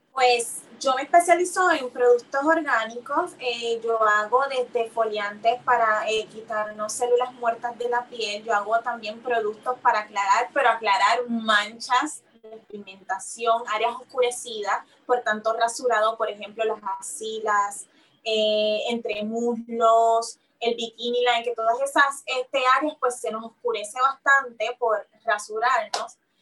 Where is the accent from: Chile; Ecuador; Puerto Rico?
Puerto Rico; Carolina; moved away as an adult; also born or lived in San Juan, Puerto Rico / New York, United States; yo nací aquí en San Juan, Puerto Rico, en Santurce, San Juan. Eh, fui criada en el área, en el pueblo de Carolina.